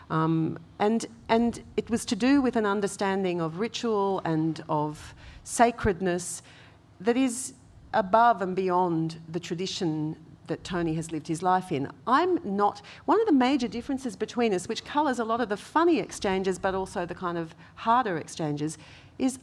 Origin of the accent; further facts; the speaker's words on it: Gascoyne region of Western Australia, Australia; I grew up with Yamaji spirituality, which is the Gascoyne region of Western Australia